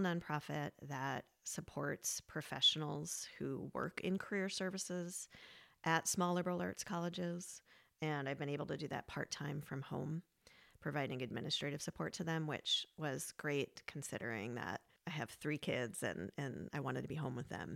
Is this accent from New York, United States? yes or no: yes; New York, United States; now in Vermont, United States; I'm from New York